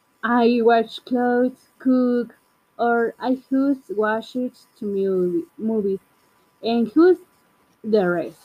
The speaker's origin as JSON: {"language": "English", "town": "Guadalajara", "region": "Jalisco", "country": "Mexico", "second_language": "English", "said": "I am from Guadalajara, Mexico"}